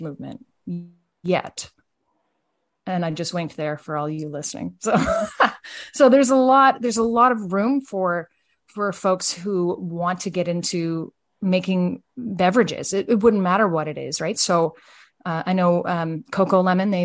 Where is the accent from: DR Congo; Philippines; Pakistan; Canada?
Canada; Fredericton, New Brunswick; I am from Fredericton, New Brunswick